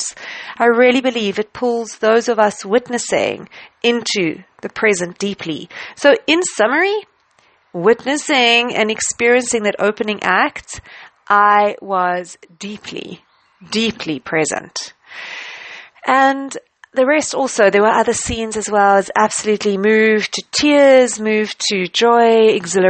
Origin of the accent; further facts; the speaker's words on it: South Africa; I traveled to the UK as a South African in the time after I studied.